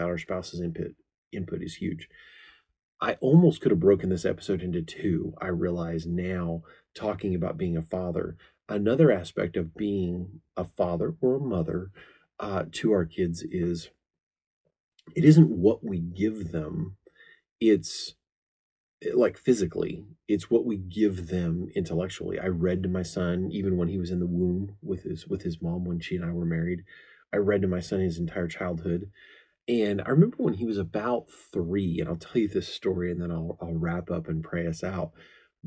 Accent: the Ozarks, United States; I come from the Ozarks

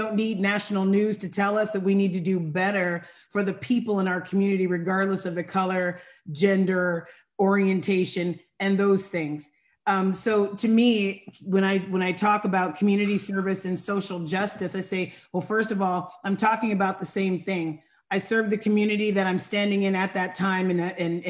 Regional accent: Sacramento area, Northern California, United States; I am from Northern California

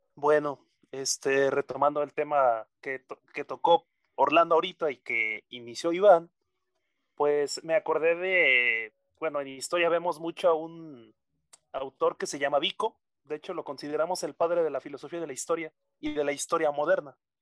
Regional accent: Mexico

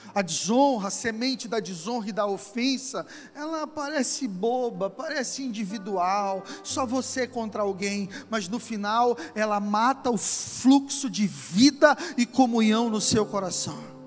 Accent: Brazil; somos brasileiros, temos uma cultura, gostamos de samba, feijoada, futebol

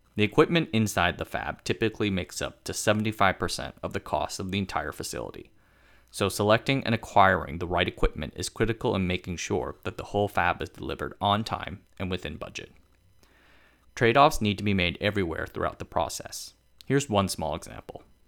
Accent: Tainan, Taiwan; my hometown of Tainan.

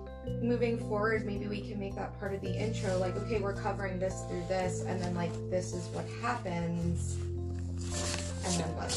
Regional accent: United States; as an American

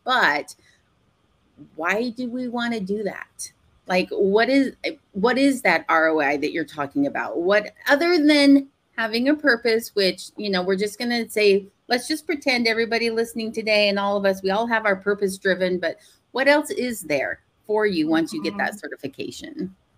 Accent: Portland, Oregon, United States; moved away; I grew up in Portland

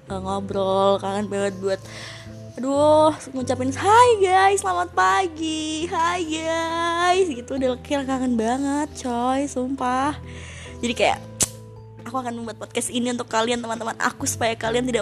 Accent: Surabaya, East Java, Indonesia; aku asalnya dari Surabaya guys

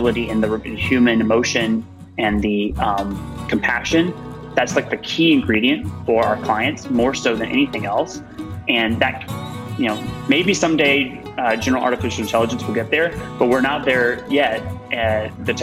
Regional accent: Georgia, United States; I'm from Georgia, from a place that has a lot of obesity, from a family that had dealt with a lot of obesity related issues

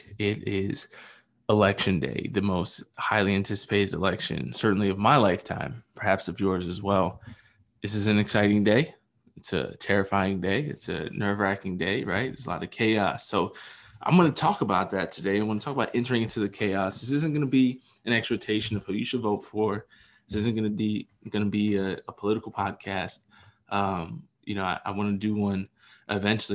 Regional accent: Pennsylvania, United States; the great state of my home state of Pennsylvania

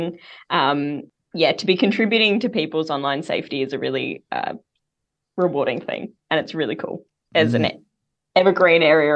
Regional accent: Tasmania, Australia; moved away; I'm originally from Tassie

